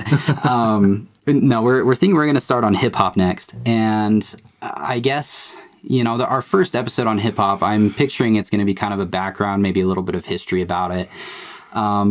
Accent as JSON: {"language": "English", "region": "Utah", "country": "United States", "said": "I'm basically like your average guy in Utah"}